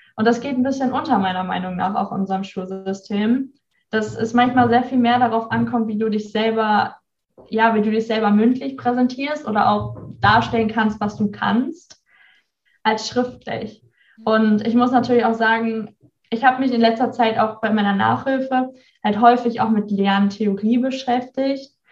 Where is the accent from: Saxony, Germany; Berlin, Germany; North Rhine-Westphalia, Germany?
North Rhine-Westphalia, Germany; near Bielefeld; moved away as an adult; now in Bremerhaven, Germany; ich habe ja eigentlich mein ganzes Leben in äh, Nordrhein-Westfalen verbracht, in der Nähe von Bielefeld. Und ja, ich bin in so einem, ich würde mal sagen, Dörfchen aufgewachsen